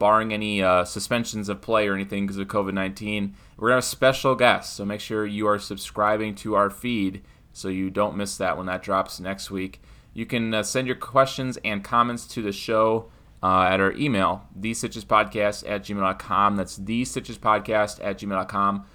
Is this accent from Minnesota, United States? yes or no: yes; Minnesota, United States; we're all from Minnesota